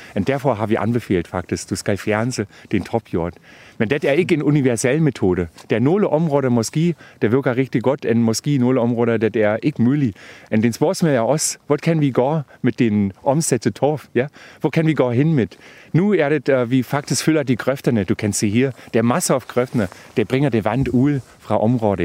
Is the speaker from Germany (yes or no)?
yes; Brandenburg, Germany; Danish is a second language; now in Denmark; jeg kommer fra Tyskland, og ja. øh, faktisk fra Brandenburg, og der har vi den øh, sandjord